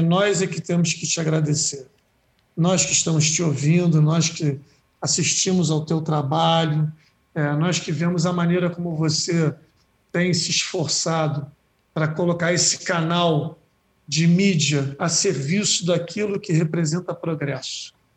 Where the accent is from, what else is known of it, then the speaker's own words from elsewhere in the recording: Rio de Janeiro, Brazil; Eu sou da Praia da Macumba